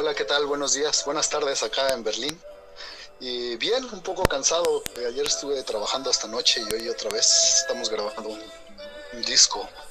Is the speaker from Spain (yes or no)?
no; Querétaro, Mexico; moved away as an adult; now in Germany; yo soy de Querétaro, ¿no? danzaba allá antes con la jefa Manuela Luna